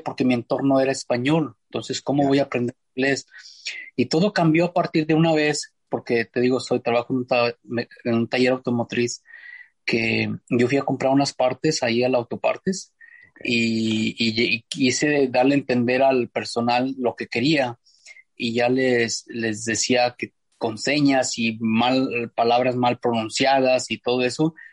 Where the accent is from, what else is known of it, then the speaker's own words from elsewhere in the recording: Fresnillo, Zacatecas, Mexico; moved away as an adult; now in El Sobrante, United States; soy originario de Fresnillo, Zacatecas